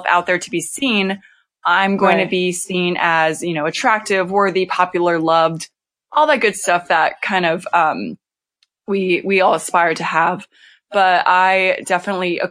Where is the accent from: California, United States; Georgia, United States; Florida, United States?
California, United States; Temecula; moved away as an adult; also born or lived in Los Angeles, California; now in North Carolina, United States; I'm from Temecula. So it's between LA and San Diego.